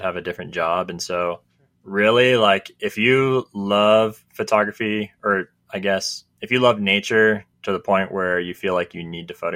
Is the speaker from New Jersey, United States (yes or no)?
no; California, United States; now in Utah, United States; I'm from California